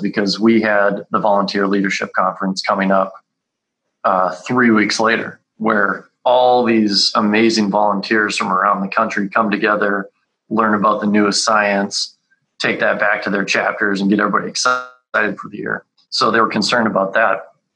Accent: Calgary, Alberta, Canada; moved away; I grew up in Calgary, up in Canada

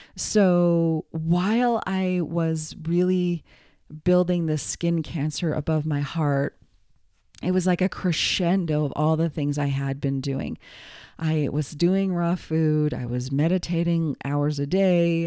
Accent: United States; also born or lived in New York / Los Angeles; I'm American

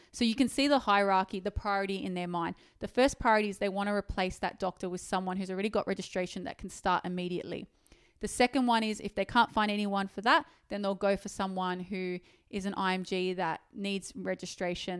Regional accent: Sydney, New South Wales, Australia; I actually was born and raised in Sydney, and I hate living in Sydney.

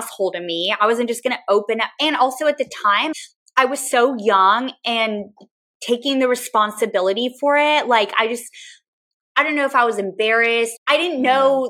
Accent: San Antonio, Texas, United States; moved away as an adult; now in Austin, United States; It's my hometown

